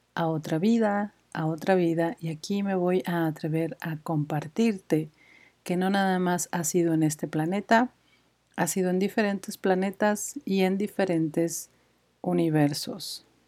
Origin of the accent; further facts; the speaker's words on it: Mexico City, Mexico; moved away as an adult; now in Guadalajara, Mexico; soy de Ciudad de México